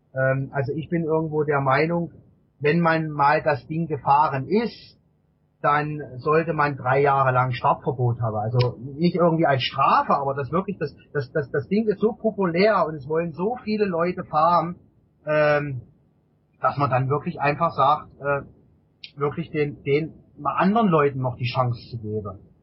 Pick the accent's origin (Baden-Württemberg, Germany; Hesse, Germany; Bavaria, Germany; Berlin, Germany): Baden-Württemberg, Germany; Kraichgau; Ich komme aus der Region ähm, Kraichgau, also zwischen Karlsruhe, Sch äh, Pforzheim